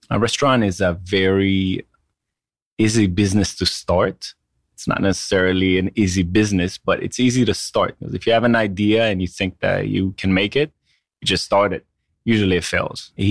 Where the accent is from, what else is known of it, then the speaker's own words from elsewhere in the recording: Israel; moved away as an adult; now in New York, United States; So I I've only been in the states for 13 years now. I grew up in Israel all my life. Came here. My father was in the restaurant business in New York. Had Moroccan restaurants.